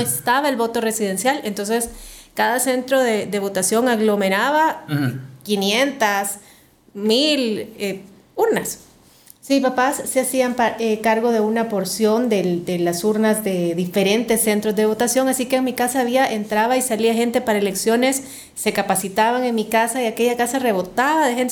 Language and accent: Spanish; Santa Tecla, La Libertad, El Salvador; Yo nací en Santa Tecla